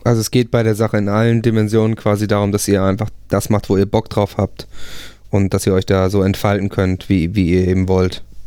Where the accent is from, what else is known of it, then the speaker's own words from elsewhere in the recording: Buchholz in der Nordheide, Lower Saxony, Germany; now in Hamburg, Germany; Ich komme tatsächlich aus der Nähe von Hamburg